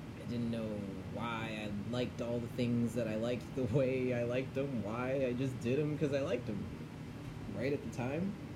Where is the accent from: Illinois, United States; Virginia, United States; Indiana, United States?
Illinois, United States; Chicago; I was born in Chicago